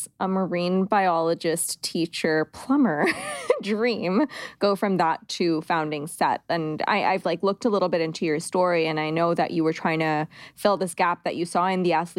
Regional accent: Canada; You know I'm Canadian

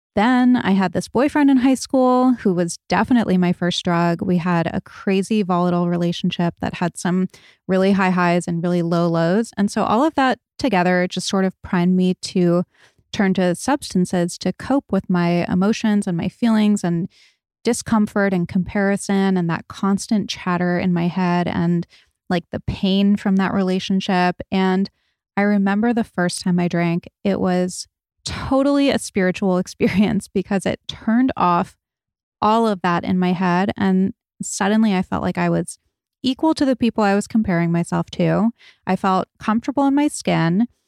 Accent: Rhode Island, United States; I grew up in Rhode Island.

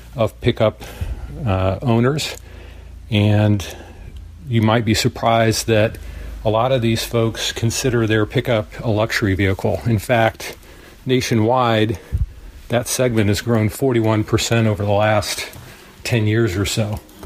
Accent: Indiana, United States; also born or lived in Carmel, Indiana; I'm from Indiana

